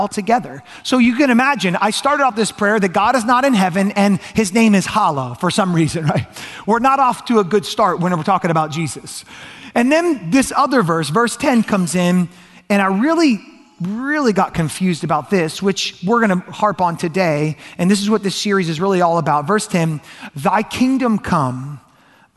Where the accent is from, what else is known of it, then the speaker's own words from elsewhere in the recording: Georgia, United States; I grew up in Georgia, and I grew up going to a Catholic church on and off again